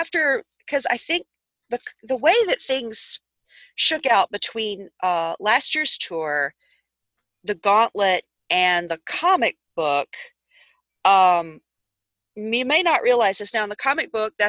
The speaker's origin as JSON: {"language": "English", "region": "Tennessee", "country": "United States", "said": "I'm from Tennessee"}